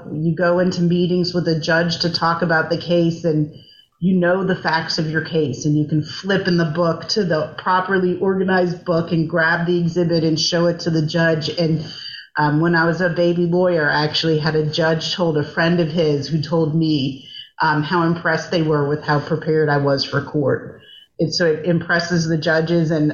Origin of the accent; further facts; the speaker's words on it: North Carolina, United States; moved away as an adult; also born or lived in New Orleans, Louisiana; now in Georgia, United States; I grew up in North Carolina